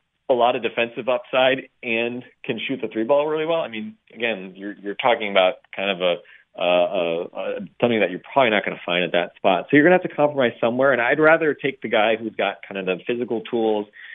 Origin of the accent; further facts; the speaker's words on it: Wisconsin, United States; I grew up in Wisconsin drinking milk with my meals